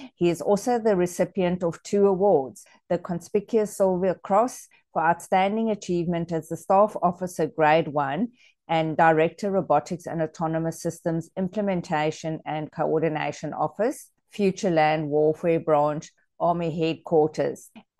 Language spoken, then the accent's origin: English; South Africa; now in Australia; growing up in South Africa many years ago